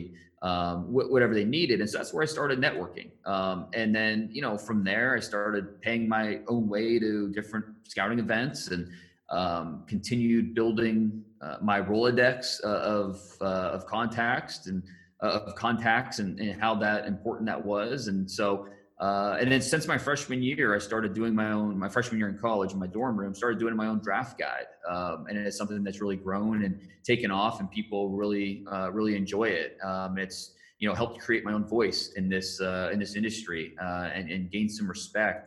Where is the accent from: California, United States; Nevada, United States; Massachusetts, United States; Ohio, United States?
Ohio, United States; Northeast; I grew up in Northeast Ohio, which is a football crazed area.